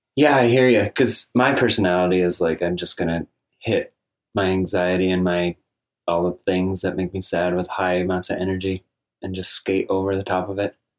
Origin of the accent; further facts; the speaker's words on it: Ballston Spa, New York, United States; we grew up together in Boston Spa